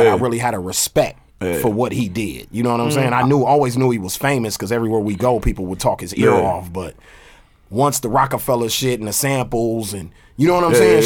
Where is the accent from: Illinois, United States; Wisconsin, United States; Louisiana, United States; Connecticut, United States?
Wisconsin, United States; Milwaukee; also born or lived in Oakland, California; I'm from Cali and then I grew up in Milwaukee where we listen to everything in Milwaukee